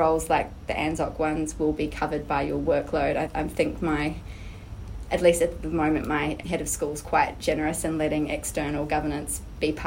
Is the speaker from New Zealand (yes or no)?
yes; New Zealand; now in Australia; I'm actually originally from Aotearoa, New Zealand, but have lived in Australia for a number of years now.